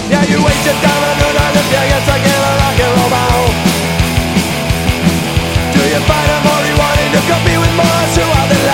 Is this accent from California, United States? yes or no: yes; Thousand Oaks, California, United States; moved away as an adult; now in Darwin, Australia; where I grew up in Thousand Oaks, California